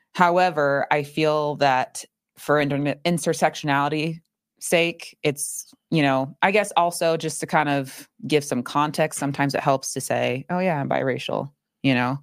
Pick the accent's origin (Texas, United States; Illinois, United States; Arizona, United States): Arizona, United States; Phoenix; born or raised there; also born or lived in Chandler, Arizona